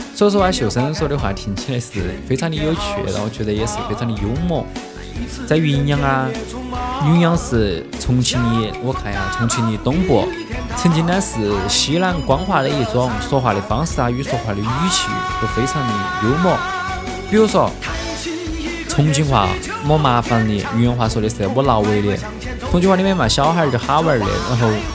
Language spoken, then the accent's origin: Chinese; Chongqing, China; 我们重庆人哈，重庆人就是因为每个地区嘛，因为重庆有很多区县哈，